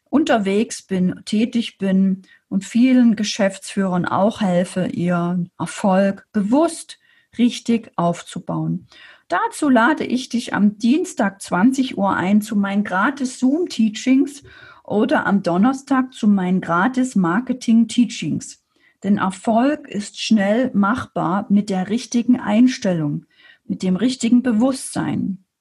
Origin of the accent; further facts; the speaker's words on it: Saxony, Germany; now in Erding, Germany; als Sachse alleine in, in Erding in Bayern